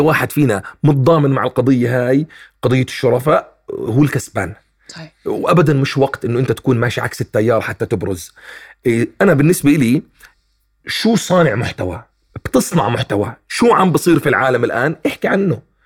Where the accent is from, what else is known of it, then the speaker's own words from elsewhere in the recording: Palestine; also born or lived in Jordan; انا ابن فلسطين